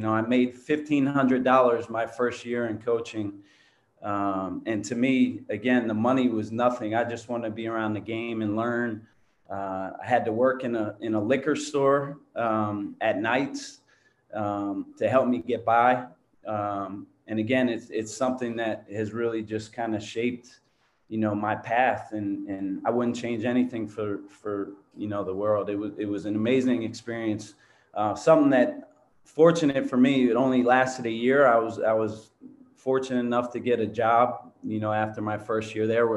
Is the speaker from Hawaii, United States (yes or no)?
no; Philadelphia, Pennsylvania, United States; moved away as an adult; also born or lived in Hartford, Connecticut; now in San Diego, United States; guys that I grew up with in Philadelphia